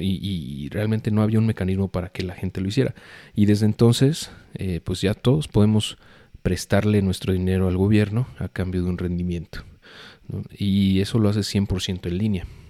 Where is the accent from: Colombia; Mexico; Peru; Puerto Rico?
Mexico; como mexicanos